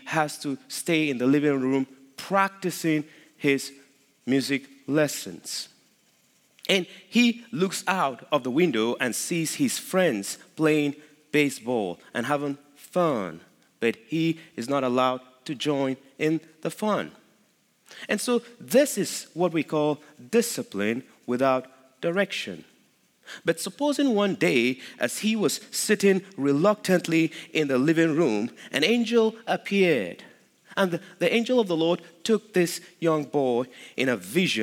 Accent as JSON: {"language": "English", "country": "Nigeria", "moved": "as an adult", "lives_now": "Midlothian, United States", "said": "I am from Nigeria"}